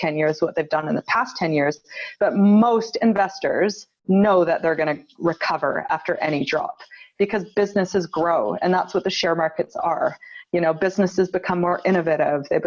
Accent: Canada; moved away as an adult; now in Wellington, New Zealand; I was raised in Canada, and then I brought my husband and two little babies back to New Zealand. About 10 years ago

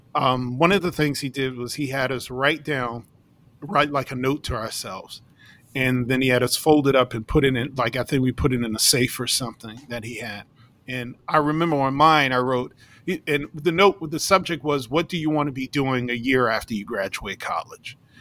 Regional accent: New York City, New York, United States; I grew up in New York City

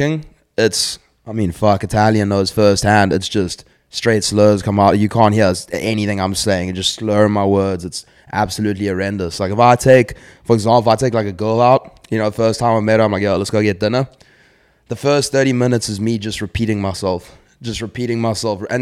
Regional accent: South Africa; also born or lived in Zimbabwe / Middle East; now in United States; I was born in Zimbabwe, did about a year there, and then ended up moving to South Africa. Grew up there, so you know that's where I say I'm from.

